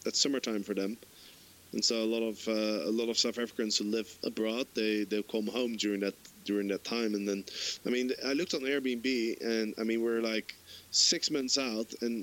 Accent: Amsterdam, North Holland, Netherlands; I'm from Amsterdam

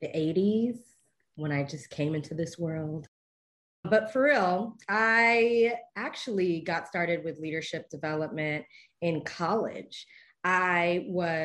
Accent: Belize; I am a Belizean.

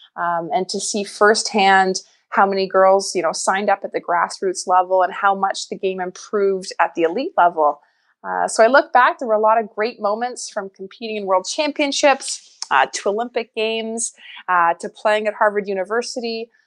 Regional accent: Winnipeg, Manitoba, Canada; I grew up in Winnipeg, Manitoba

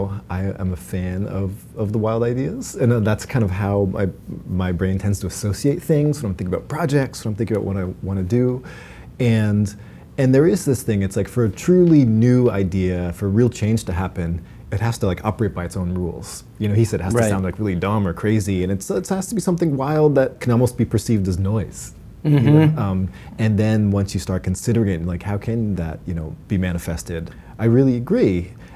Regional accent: Massachusetts, United States; Oh, outside of Boston.

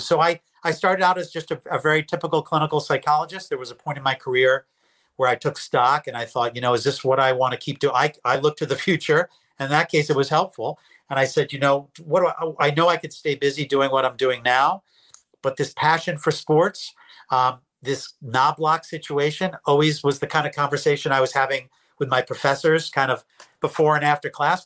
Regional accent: New York, United States; moved away as an adult; also born or lived in Philadelphia, Pennsylvania; I'm a New Yorker. I came down to Temple uh, University to get my PhD in clinical psych.

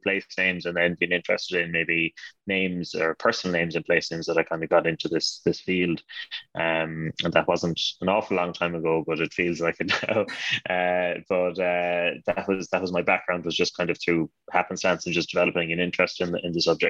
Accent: Connemara, County Galway, Connacht, Ireland; I'm from Connemara, northwest Connemara in County Galway in Ireland. I went to university in the west of Ireland as well, in the National University of Ireland, Galway.

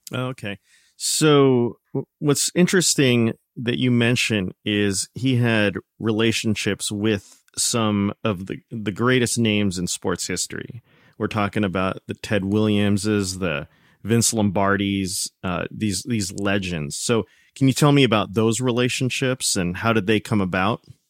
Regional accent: United States; We Americans

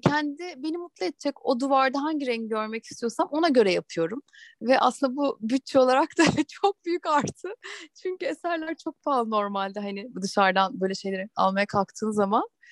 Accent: Ankara, Turkey; moved away as an adult; also born or lived in Eskişehir; now in Istanbul, Turkey; Ben Ankaralıyım. Eskişehir'de okudum. Üniversite bitince de İstanbul'a geldim.

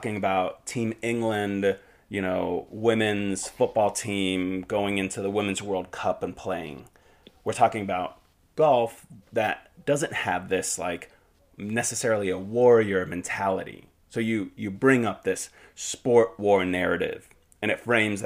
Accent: Finland; moved away; I'm originally from Finland

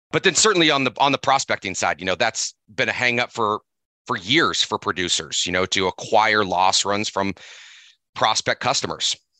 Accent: Seattle, Washington, United States; now in Missoula, United States; I grew up in Seattle

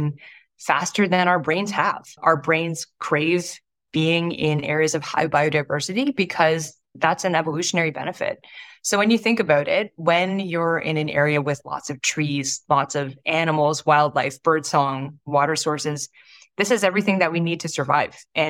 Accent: Toronto, Ontario, Canada; when I was young, I grew up in Toronto, in a suburb of Toronto

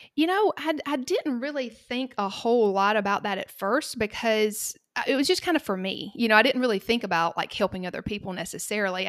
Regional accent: Cochran, Georgia, United States; accent: Southern; I live in a very small town called Cochrane in the middle of the state of Georgia, and this is where I grew up

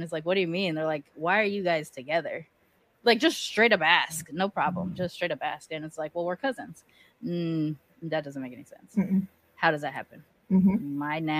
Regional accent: Long Beach, California, United States; Where I grew up in Long Beach too

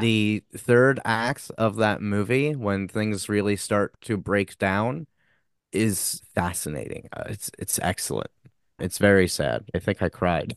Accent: Long Island, New York, United States; We're both from Long Island

